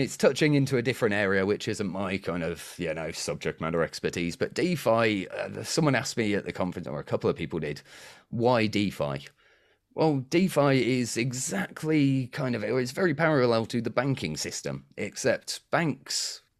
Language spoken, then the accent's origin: English; United Kingdom; I'm too British.